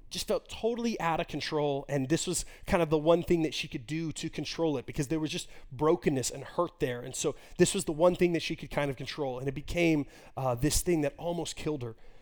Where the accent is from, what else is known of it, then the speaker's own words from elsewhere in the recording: Texas, United States; also born or lived in Moscow, Russia; I grew up in Texas, the Bible Belt